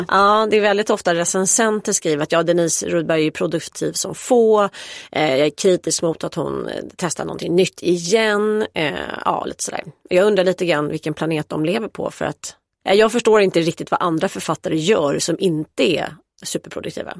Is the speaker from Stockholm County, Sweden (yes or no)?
yes; Stockholm, Stockholm County, Sweden; jag är uppvuxen på Östermalm